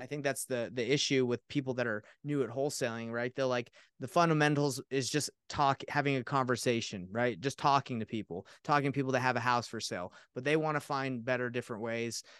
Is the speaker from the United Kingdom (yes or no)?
no; Atlanta, Georgia, United States; now in Utah, United States; I grew up in Atlanta, Georgia